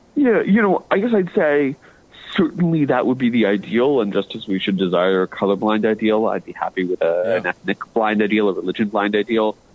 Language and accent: English; United States; I'm an American